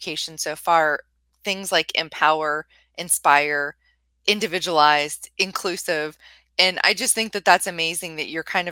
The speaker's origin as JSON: {"language": "English", "town": "Carrollton", "region": "Ohio", "country": "United States", "said": "I'm from Carrollton, Ohio area"}